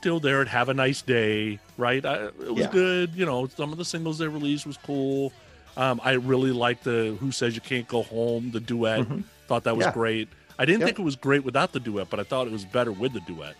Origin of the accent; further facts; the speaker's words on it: the Bay Area, California, United States; I grew up in the Bay Area.